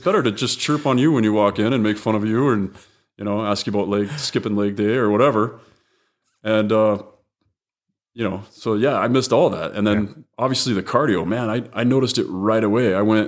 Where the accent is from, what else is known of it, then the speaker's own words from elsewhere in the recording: Murray, Utah, United States; And growing up in Murray, there were only, you know, only so many places we could skate.